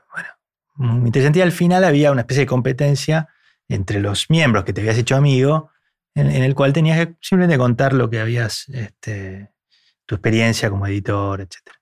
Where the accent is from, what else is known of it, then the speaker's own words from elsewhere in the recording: Argentina; a mí me seleccionaron como representante argentino